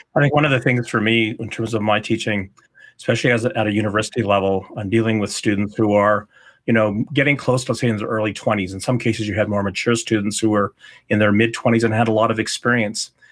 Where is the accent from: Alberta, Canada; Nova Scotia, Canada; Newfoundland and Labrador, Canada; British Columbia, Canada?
Alberta, Canada; Calgary; moved away as an adult; also born or lived in Ottawa; to move back to my hometown of Calgary